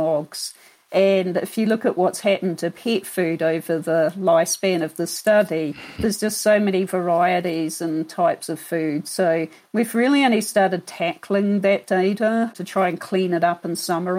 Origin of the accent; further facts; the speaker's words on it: New Zealand; moved away as an adult; also born or lived in Florida / Kentucky / London / Queensland; now in Denver, United States; I'm actually from New Zealand originally.